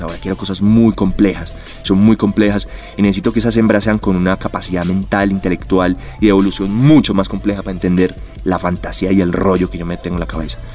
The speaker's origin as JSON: {"language": "Spanish", "town": "Medellín", "region": "Antioquia", "country": "Colombia", "also_born_or_lived": "Bogotá", "said": "yo soy Medellín, yo soy paisa"}